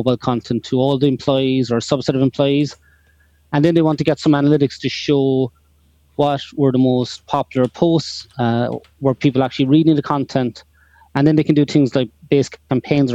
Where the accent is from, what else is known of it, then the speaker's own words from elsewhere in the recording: Cork, Munster, Ireland; I'm from Cork, all the way down the south of Ireland